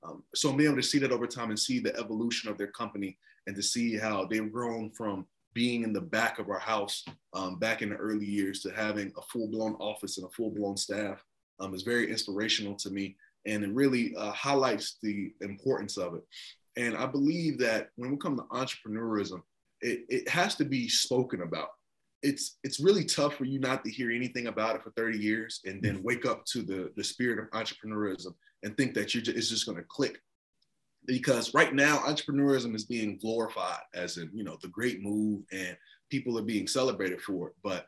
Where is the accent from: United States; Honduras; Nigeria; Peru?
Nigeria; We have three main tribes, which is Igbo, Hausa, and Yoruba. I hail from the Igbo tribe, and all the tribes are very good at what they do.